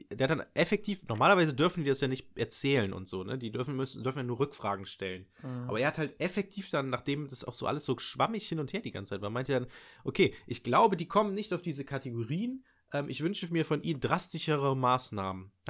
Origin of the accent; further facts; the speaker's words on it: Nettetal, North Rhine-Westphalia, Germany; ich komme ich komm ja ursprünglich aus Nettetal und es ist tatsächlich auch, den Raum habe ich auch angegeben, ähm, oder Kreis Viersen, München-Gladbach ist das so.